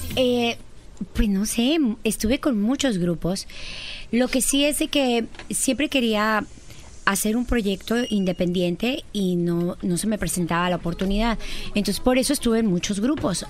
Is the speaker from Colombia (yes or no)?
no; northern Mexico, Mexico; soy de norteña